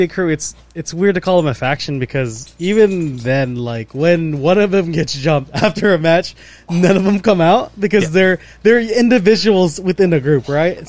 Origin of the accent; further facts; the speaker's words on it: United States; we're from America